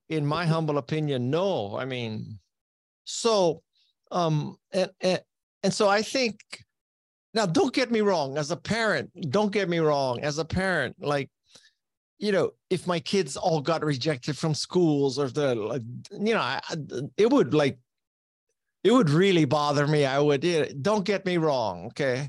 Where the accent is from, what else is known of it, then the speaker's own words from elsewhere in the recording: Hawaii, United States; moved away as an adult; the public school system in Hawaii is not challenging enough for me